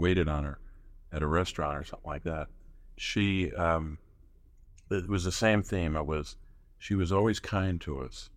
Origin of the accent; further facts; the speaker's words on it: Scranton, Pennsylvania, United States; I grew up in Scranton, Pennsylvania, which I, where I still live